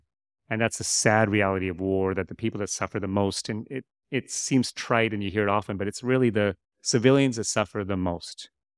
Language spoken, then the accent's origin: English; Canada; moved away as an adult; also born or lived in United States; now in Malaysia; I'd like to say that I do have a Malaysian connection. I am Canadian. I was born in the U.S. My stepfather was Canadian.